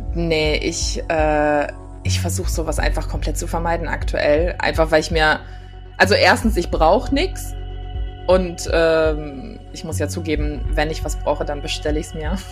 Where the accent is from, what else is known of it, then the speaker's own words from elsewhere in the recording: Düsseldorf, North Rhine-Westphalia, Germany; als gebürtige Düsseldorferin